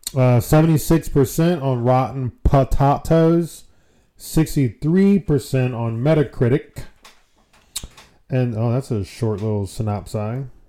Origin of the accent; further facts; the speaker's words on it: United States; we're American